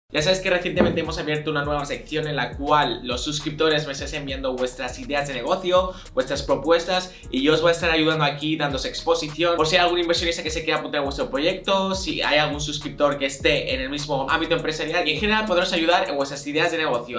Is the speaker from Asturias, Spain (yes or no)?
no; Barcelona, Catalonia, Spain; soy de Barcelona